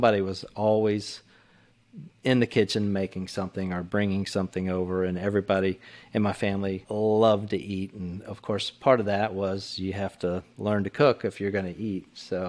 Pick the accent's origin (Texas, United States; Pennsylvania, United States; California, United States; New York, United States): Texas, United States; I've had to kill some chickens, of course, growing up in Texas.